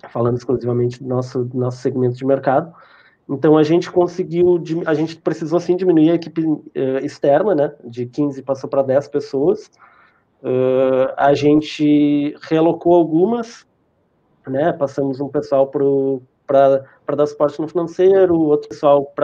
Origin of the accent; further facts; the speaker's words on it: Rio Grande do Sul, Brazil; vocês são de Santos, eu sou do sul do Rio Grande do Sul, né, cara?